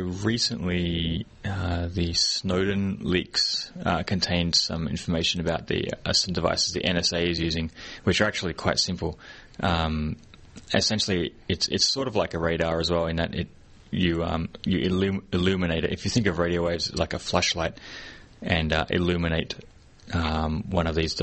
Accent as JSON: {"language": "English", "country": "Australia", "moved": "yes", "lives_now": "Hong Kong", "said": "I live in Hong Kong, and I'm from Australia"}